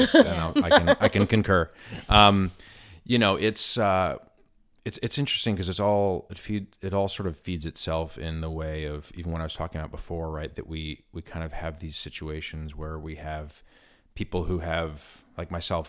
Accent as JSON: {"language": "English", "town": "New York City", "region": "New York", "country": "United States", "tie": "born or raised there", "said": "growing up in New York City and being surrounded in very sort of multiracial communities"}